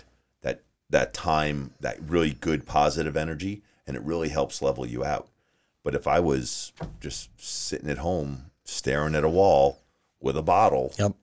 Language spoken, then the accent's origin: English; Long Island, New York, United States; moved away as an adult; also born or lived in Maine; now in Arizona, United States; I'm originally from New York. Okay. So I grew up on Long Island.